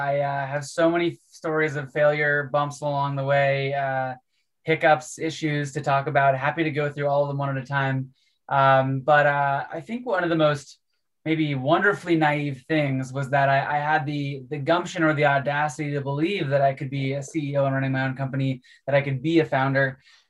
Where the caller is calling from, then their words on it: Salt Lake City, Utah, United States; I'm calling you from Salt Lake City, where I've been doing a little bit of skiing this winter. I'm mostly based in Colorado, but was trying to sneak out to some Utah mountains this week.